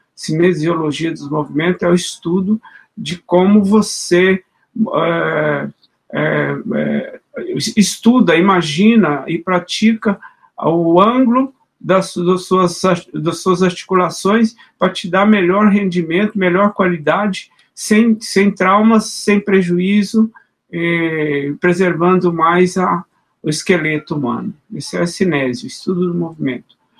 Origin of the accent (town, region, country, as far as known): Minas Gerais, Brazil; moved away; also born or lived in São Paulo